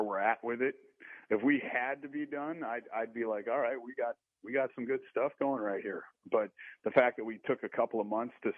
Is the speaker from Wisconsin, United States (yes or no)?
yes; Wisconsin, United States; I'm from Wisconsin